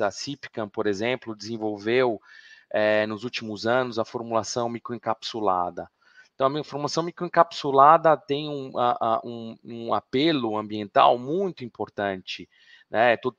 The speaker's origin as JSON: {"language": "Portuguese", "town": "Araraquara", "region": "São Paulo", "country": "Brazil", "moved": "as an adult", "lives_now": "Milan, Italy", "said": "eu sou do interior de São Paulo, uh, sou de Araraquara"}